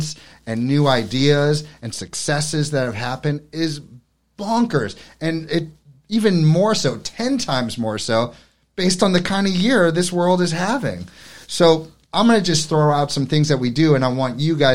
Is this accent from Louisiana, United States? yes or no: no; New York City, New York, United States; now in Hammonton, United States; I come from New York City where the arts are everywhere